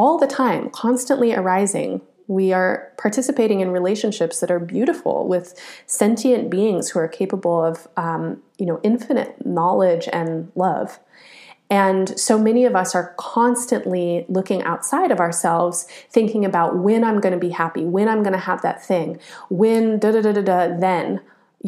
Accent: United States; I was born and raised in the United States

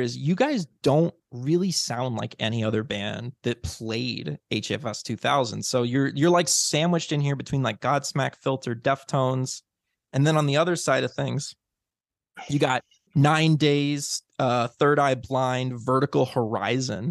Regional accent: Illinois, United States; I grew up in Illinois.

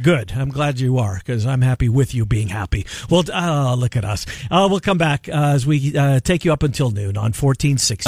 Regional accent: Winnipeg, Manitoba, Canada; moved away; growing up in Winnipeg

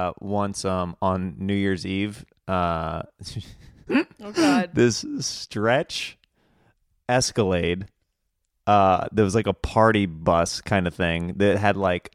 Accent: Kansas, United States; I'm from Kansas.

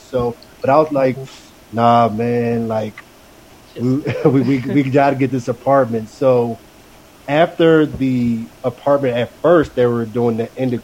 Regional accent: Houston, Texas, United States; we're from Houston

